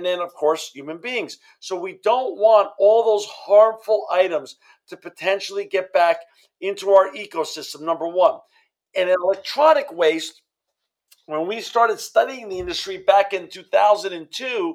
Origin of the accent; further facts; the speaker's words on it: New York City, New York, United States; now in Fresno, United States; I grew up in New York City, and I now live in Fresno, California, with my wife and children and my granddaughter.